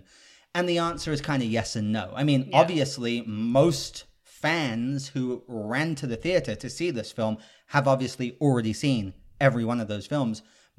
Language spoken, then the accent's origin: English; England, United Kingdom; So I'm British, and Jenny, Miss Money Jenny, is actually German, but I don't even think of her as German because we grew up in England together.